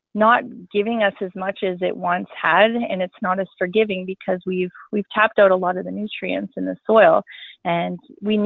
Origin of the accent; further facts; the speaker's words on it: Wynyard, Saskatchewan, Canada; moved away as an adult; now in Broadview, Canada; I'm originally from Wynyard, Wishart area. I grew up on a farm around there.